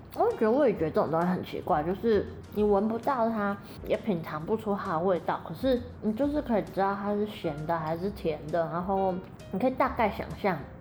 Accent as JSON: {"language": "Chinese", "country": "Taiwan", "moved": "yes", "lives_now": "Japan", "said": "社会台湾人的我"}